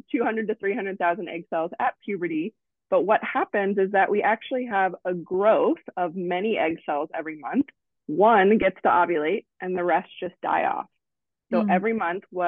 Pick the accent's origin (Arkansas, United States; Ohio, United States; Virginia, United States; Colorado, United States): Ohio, United States; Cincinnati; moved away as an adult; also born or lived in Columbus, Ohio; now in Nashville, United States; I grew up in Cincinnati, and I went to the Ohio State University for undergrad